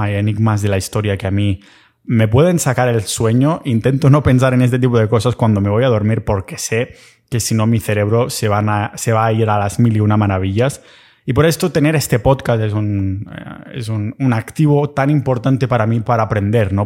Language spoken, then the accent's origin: Spanish; Catalonia, Spain; accent: Catalan; que se me va el acento catalán